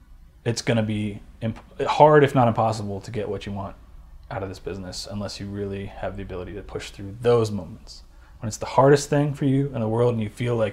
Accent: Sweden; I'm from Sweden, and it's like the other side of the world

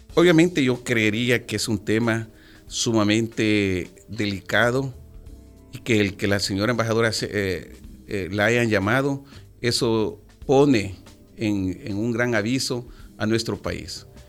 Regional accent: El Salvador; nuestro país

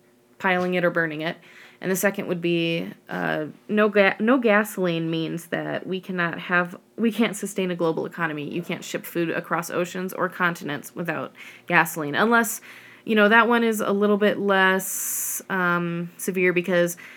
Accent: the Rockies, United States; I grew up in the Rockies

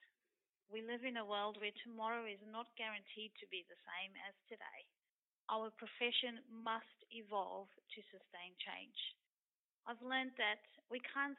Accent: Zimbabwe; now in Queensland, Australia; I've grown up in Zimbabwe, and I remember being in primary school

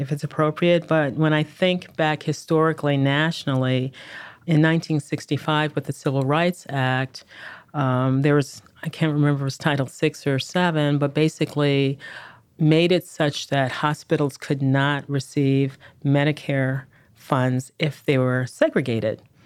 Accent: Chicago, Illinois, United States; moved away; I'm a Chicagoan by birth and early upbringing

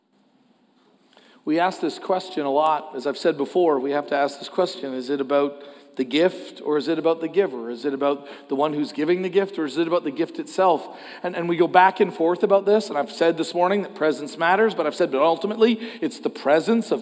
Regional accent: Canada; as a Canadian

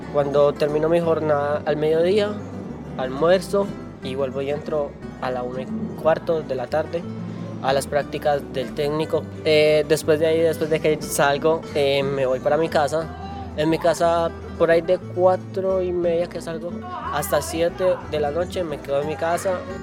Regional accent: municipality of Uca, Valle del Cauca, Colombia; soy del municipio de Uca

